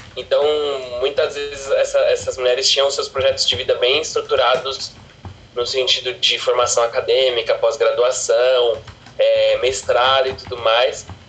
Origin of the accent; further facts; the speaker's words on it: São Paulo, Brazil; sou da Brasilândia